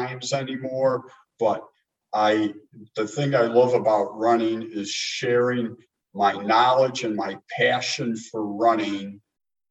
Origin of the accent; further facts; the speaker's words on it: Chicago, Illinois, United States; from Chicago